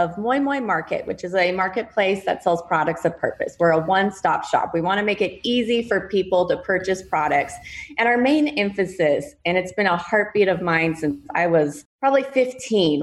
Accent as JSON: {"language": "English", "region": "Colorado", "country": "United States", "also_born_or_lived": "Big Island of Hawaii", "moved": "as an adult", "lives_now": "Hawaii, United States", "said": "I am actually from Colorado originally, come from a great set of parents"}